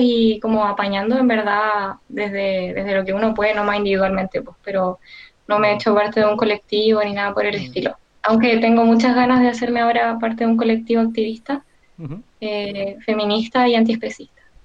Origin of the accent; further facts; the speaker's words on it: Maipú, Santiago Metropolitan Region, Chile; yo soy de Maipú